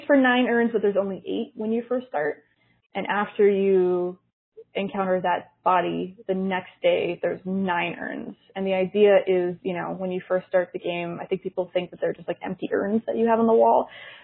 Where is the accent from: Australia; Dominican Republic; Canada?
Canada; So I'm from Canada